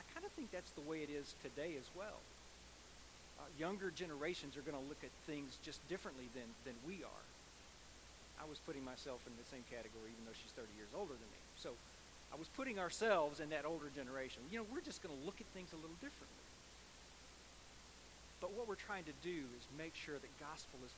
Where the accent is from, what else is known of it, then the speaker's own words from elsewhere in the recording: United States; as American Christians